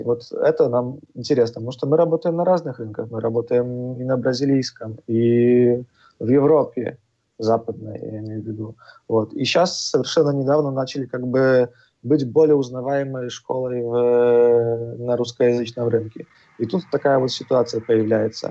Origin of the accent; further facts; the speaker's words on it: Poland; moved away as an adult; now in Malta; мы сами из Польши, э, наши основатели, пять ребят, которые эту школу открыли